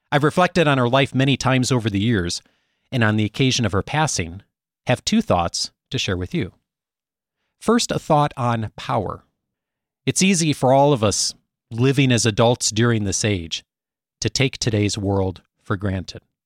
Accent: Chicago, Illinois, United States; moved away; I hail originally from the Chicago area, still the home of my parents and most of my extended family

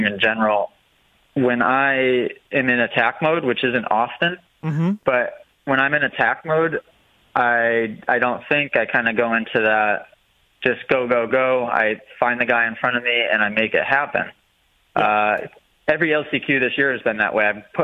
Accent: New England, United States; New England born and raised

